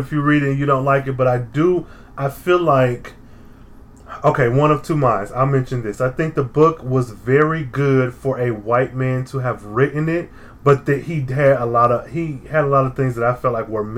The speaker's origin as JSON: {"language": "English", "region": "Michigan", "country": "United States", "said": "I'm from Michigan. I've been through sundown towns as a child"}